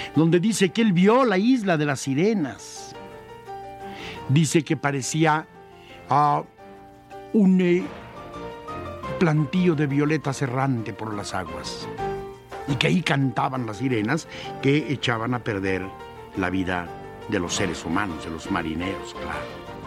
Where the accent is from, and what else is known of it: Mexico